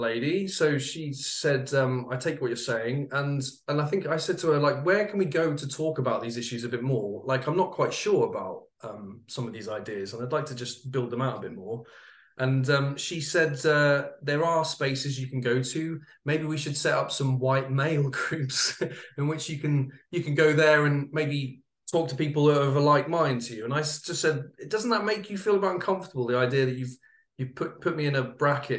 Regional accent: United Kingdom; I'm a Brit, as you can probably tell

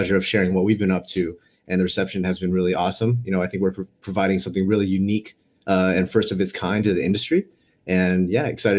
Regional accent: Los Angeles, California, United States; also born or lived in New York; now in San Francisco, United States; Based in San Francisco, but I've been a California kid my whole life. Grew up in Los Angeles. Had like an 8-year stint on the East Coast for school and my first job in New York. But now here in the Bay Area.

